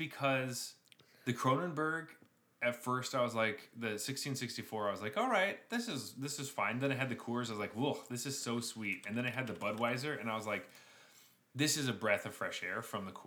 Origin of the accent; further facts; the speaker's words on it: United States; I'm also from the States